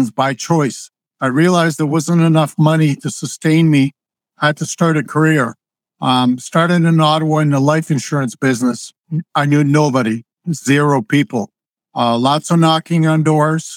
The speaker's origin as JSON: {"language": "English", "country": "Croatia", "tie": "born or raised there", "also_born_or_lived": "Zagreb, Croatia", "moved": "yes", "lives_now": "Canada", "said": "I was born in Croatia. I grew up on a dirt floor"}